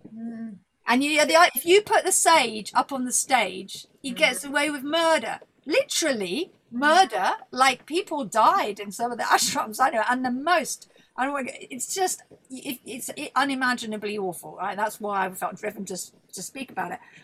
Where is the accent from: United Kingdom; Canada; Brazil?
United Kingdom; Buckinghamshire, South East England; my nice girls' grammar school in Buckinghamshire